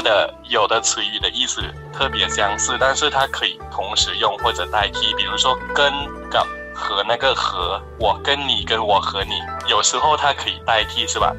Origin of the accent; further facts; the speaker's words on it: Thailand; Chinese is a second language; 我就是跟其他泰国人 自己上课